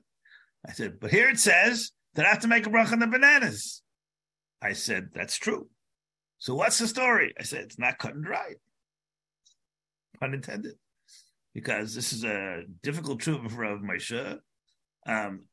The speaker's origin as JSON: {"language": "English", "country": "United States", "said": "I'm an American"}